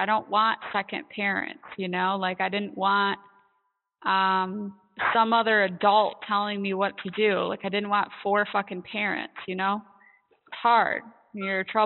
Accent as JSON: {"language": "English", "region": "Michigan", "country": "United States", "tie": "born or raised there", "said": "So I grew up in Michigan. I still live here"}